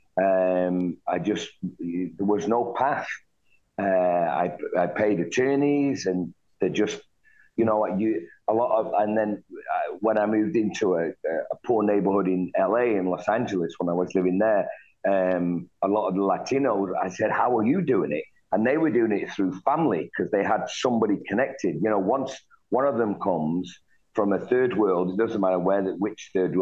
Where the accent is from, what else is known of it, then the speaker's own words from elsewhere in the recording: Manchester, North West England, United Kingdom; moved away as an adult; now in United States; I was born in Manchester, in the city of Manchester, England, and I lived there in a tough part of that town